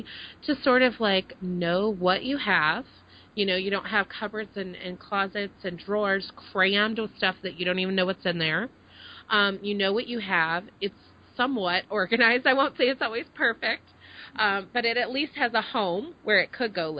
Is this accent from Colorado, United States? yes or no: no; Dallas, Texas, United States; moved away as an adult; also born or lived in Connecticut / Maine; I grew up in the Dallas area, so it's kind of that southern mentality